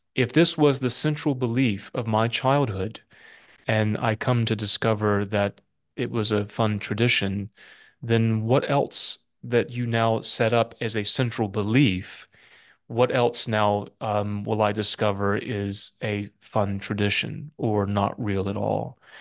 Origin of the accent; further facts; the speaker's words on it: South Carolina, United States; now in North Carolina, United States; I'm from South Carolina, so have an interest in South Carolina. But as a North Carolinian now